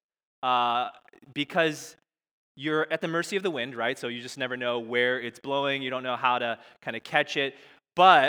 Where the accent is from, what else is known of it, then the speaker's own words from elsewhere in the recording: Chicago, Illinois, United States; moved away as an adult; now in Boston, United States; I was born and raised in Chicago